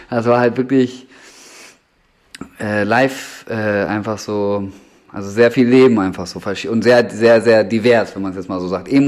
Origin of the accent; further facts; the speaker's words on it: Bremen, Germany; da bin ich groß geworden im Endeffekt. Also das war von 2004 bis 2012, lass mich nicht lügen, ungefähr glaube ich, äh, war da einfach so ein, so ein Skatepark am, ähm, am Hauptbahnhof